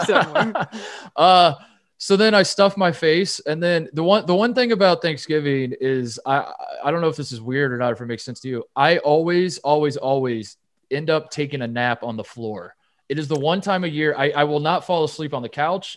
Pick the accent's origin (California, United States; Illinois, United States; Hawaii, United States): California, United States; Los Angeles; my hometown Dodgers